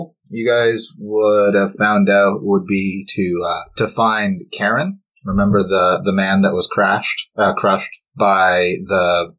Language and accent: English; Kitchener, Ontario, Canada; No, I'm from Kitchener-Waterloo.